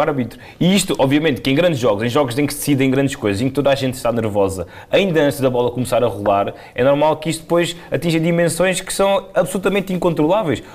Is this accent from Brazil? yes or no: no; Portugal; E obviamente nós somos portugueses, somos latinos